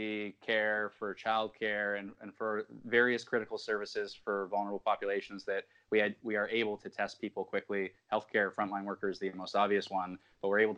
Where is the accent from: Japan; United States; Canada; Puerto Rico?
Canada; as a Canadian